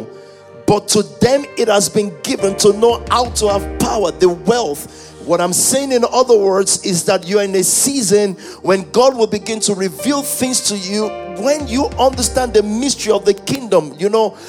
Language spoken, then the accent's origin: English; Nigeria; I was growing up in Nigeria, even though we're not English